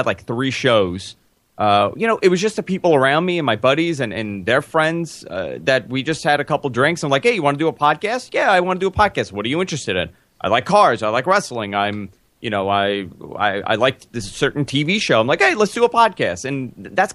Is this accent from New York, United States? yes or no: yes; New York City, New York, United States; I'm born and raised in Queens